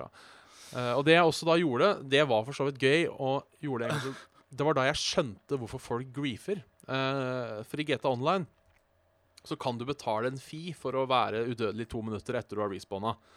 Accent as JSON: {"language": "Norwegian", "area": "Hallingdal", "region": "Buskerud", "country": "Norway", "tie": "born or raised there", "also_born_or_lived": "Hønefoss", "moved": "yes", "said": "jeg da er født og oppvokst i Hallingdal"}